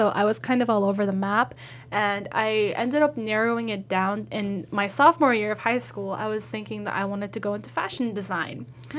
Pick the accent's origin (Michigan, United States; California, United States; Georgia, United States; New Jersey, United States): California, United States; Burbank; So basically, I grew up in Burbank.